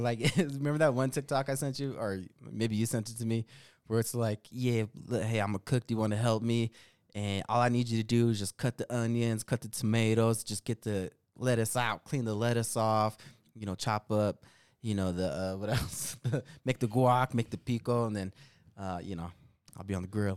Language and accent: English; Denver, Colorado, United States; accent: Denver Chicano; my accent's purely Denver, Chicano